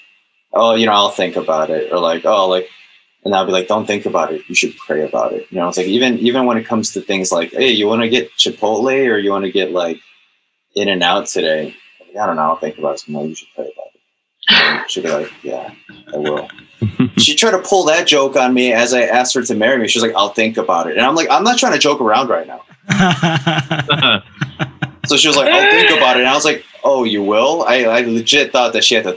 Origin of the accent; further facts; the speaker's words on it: Chicago, Illinois, United States; I'm from Chicago